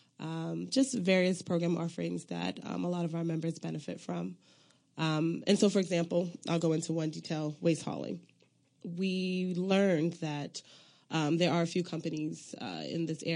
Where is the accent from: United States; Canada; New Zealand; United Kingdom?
United States; Long Island, New York; moved away as an adult; also born or lived in Accra, Ghana / Elmira, New York; now in Washington, D.C., United States; I grew up in Long Island, New York. My parents migrated from Sierra Leone and Liberia in the 70s